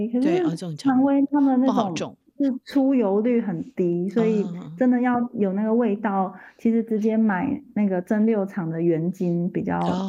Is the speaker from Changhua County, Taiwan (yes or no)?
yes; Yuanlin, Changhua County, Taiwan; 因为就是一开始有提到我算是彰化人，从小在那个员林长大，